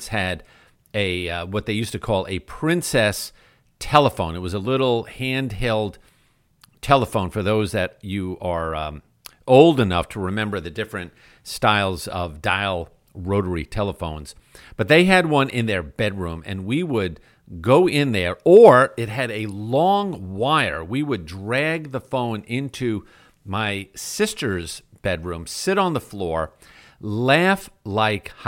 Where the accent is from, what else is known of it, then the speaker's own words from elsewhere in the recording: New York, United States; as a kid growing up in New York